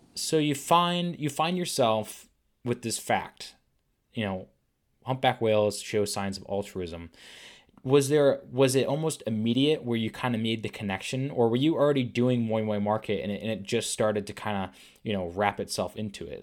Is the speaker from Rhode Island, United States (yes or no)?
yes; Rhode Island, United States; from Warwick, Rhode Island, which is the town right above where I was from